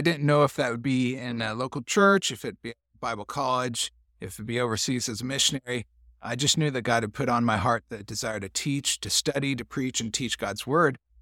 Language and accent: English; Columbus, Indiana, United States; moved away as an adult; also born or lived in Hungary; my hometown, Columbus, Indiana